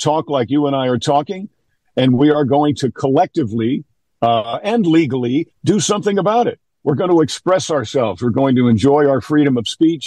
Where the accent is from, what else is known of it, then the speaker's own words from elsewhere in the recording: New York, United States; I'm from New York